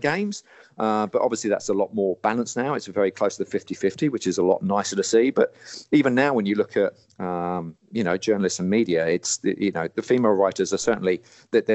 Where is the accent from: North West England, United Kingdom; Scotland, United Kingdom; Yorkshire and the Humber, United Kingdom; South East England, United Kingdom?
South East England, United Kingdom; Portsmouth; moved away; I came from Portsmouth back in the day, so I grew up going to coin arcades down by the beach